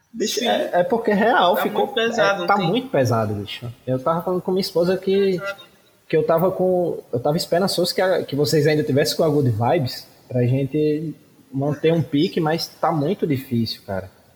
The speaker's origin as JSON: {"language": "Portuguese", "area": "Cariri", "region": "Ceará", "country": "Brazil", "said": "nós somos daqui do Cariri, no interior do Ceará"}